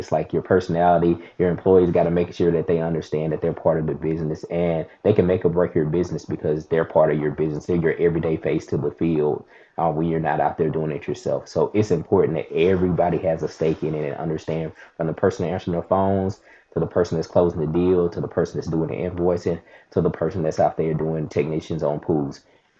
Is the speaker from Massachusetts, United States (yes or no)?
no; Mississippi, United States; now in Huntsville, United States; Yeah, so I'm in Alabama. I'm in Huntsville, Alabama.